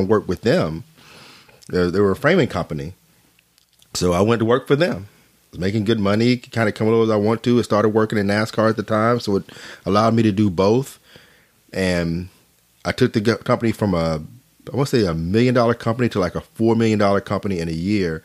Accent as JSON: {"language": "English", "region": "Arkansas", "country": "United States", "also_born_or_lived": "North Carolina", "moved": "yes", "said": "I was from Arkansas"}